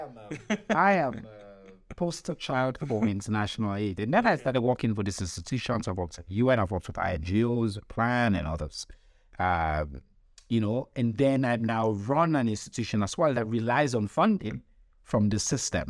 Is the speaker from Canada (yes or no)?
no; Sierra Leone; I'm from Sierra Leone